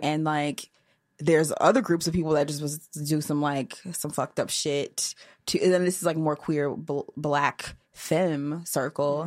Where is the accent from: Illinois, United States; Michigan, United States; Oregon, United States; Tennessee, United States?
Michigan, United States; Portage; now in Chicago, United States; I'm from Michigan